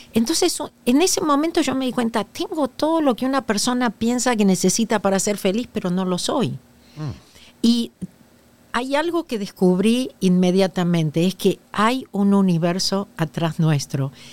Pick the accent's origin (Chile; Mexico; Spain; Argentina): Argentina; moved away as an adult; now in Los Angeles, United States; nací en la Argentina desde 1983 que vivo en Los Ángeles. En Argentina tengo dos títulos